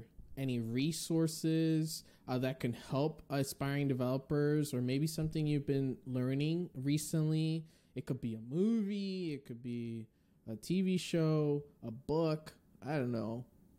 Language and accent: English; Northeast, United States; That sounded like so I'm from the Northeast.